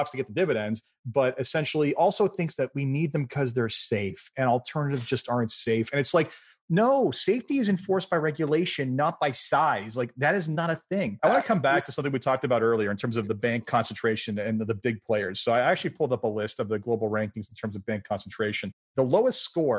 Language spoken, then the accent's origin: English; Canada; including my home country of Canada